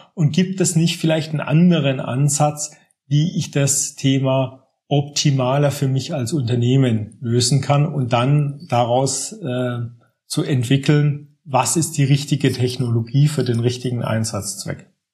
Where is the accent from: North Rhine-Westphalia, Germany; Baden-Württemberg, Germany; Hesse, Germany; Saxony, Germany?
Baden-Württemberg, Germany; Aalen; moved away as an adult; also born or lived in Munich area; now in Munich, Germany; ich bin vor gut zwanzig Jahren hierher gezogen, komme ursprünglich aus Aalen in Baden-Württemberg